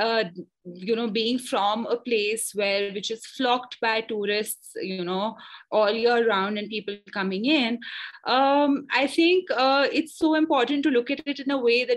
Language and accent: English; Nainital, Uttarakhand, India; also born or lived in Bangalore; I was born in Nainital, brought up in Nainital